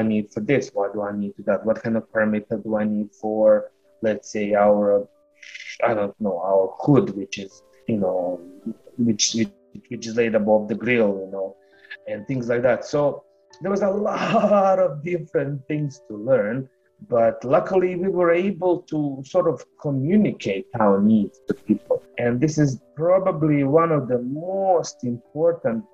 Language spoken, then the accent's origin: English; Bosnia & Herzegovina; moved away as an adult; now in St. John's, Canada; I come from Bosnia and Herzegovina